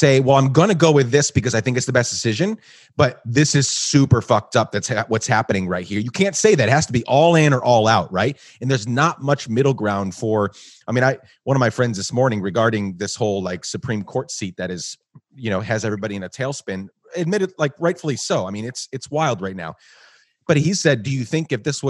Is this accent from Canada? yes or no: no; Guatemala; moved away as an adult; also born or lived in New York; now in United States; I grew up in Guatemala